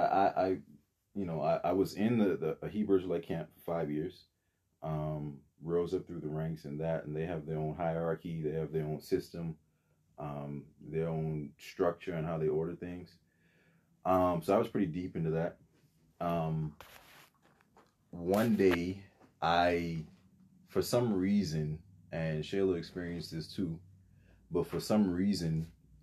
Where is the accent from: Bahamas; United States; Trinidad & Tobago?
Bahamas; moved away; So originally I'm from the Bahamas.